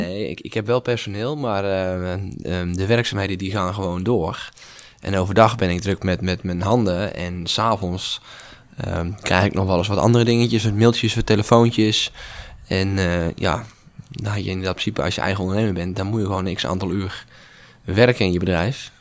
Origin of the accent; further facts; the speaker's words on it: Asperen, Gelderland, Netherlands; Dus ik ben mee, mee verhuisd naar Asperen. Mijn, mijn geboorteplaats ook, mijn woonplaats